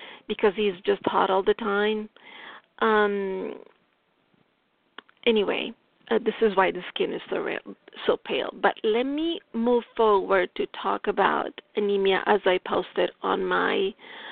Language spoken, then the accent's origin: English; Italy; accent: Italian; English is a second language; my English, my Italian accent is strong here